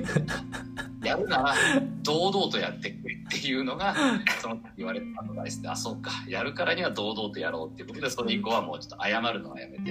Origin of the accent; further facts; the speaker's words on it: Aichi, Japan; moved away as an adult; also born or lived in United States; 自分の地元である愛知県のジップエフエムっていうところで